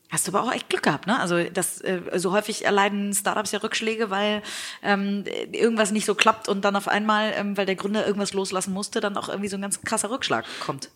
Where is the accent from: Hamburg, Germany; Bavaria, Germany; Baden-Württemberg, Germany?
Hamburg, Germany; in Hamburg vor Ort sein, in meiner Heimatstadt